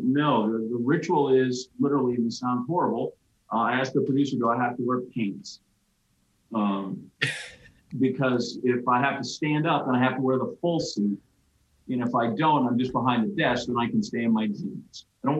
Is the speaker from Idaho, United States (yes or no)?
no; Green Bay, Wisconsin, United States; moved away; a 10-year-old kid growing up in Green Bay